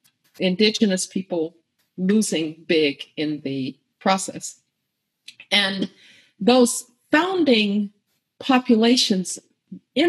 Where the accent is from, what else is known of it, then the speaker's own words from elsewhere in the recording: Birmingham, Alabama, United States; I grew up in Birmingham, Alabama